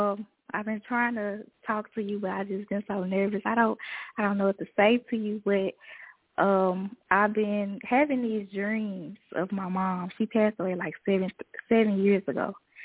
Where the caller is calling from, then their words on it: Jackson, Tennessee, United States; It's Jackson, Tennessee.